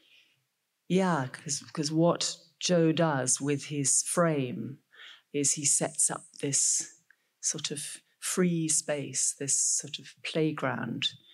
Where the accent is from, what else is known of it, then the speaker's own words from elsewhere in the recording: Scotland, United Kingdom; being a Scot